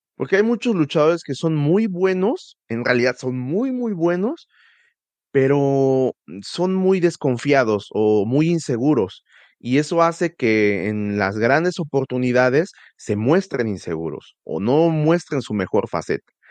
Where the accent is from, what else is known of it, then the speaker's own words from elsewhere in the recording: Tulancingo, Hidalgo, Mexico; yo crecí en Tulancingo